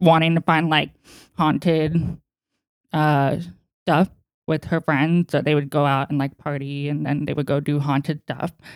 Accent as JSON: {"language": "English", "area": "East Bay", "region": "California", "country": "United States", "tie": "born or raised there", "said": "we were born and raised in California. Um, we lived in the East Bay, farmland"}